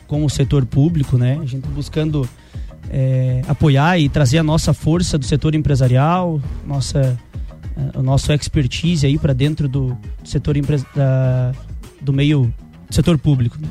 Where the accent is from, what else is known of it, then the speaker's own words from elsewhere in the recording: Correia Pinto, Santa Catarina, Brazil; also born or lived in Blumenau / Lages; Nasci em Blumenau, mas há 25 anos já resido aqui na Serra Catarinense, em Correia Pinto. Morei é, grande parte da minha vida em Correia Pinto